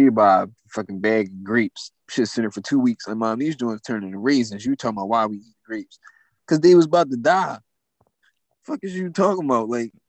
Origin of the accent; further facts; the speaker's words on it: Frankfurt, Hesse, Germany; I'm from Frankfurt.